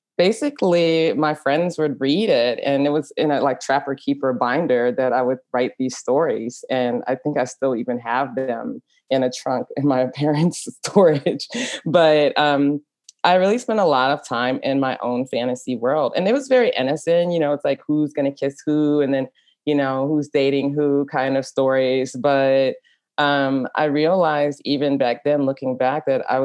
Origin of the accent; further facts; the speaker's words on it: Dallas, Texas, United States; moved away as an adult; also born or lived in Europe; growing up in Dallas is very repressive. I grew up in a Trinidadian family that migrated to Dallas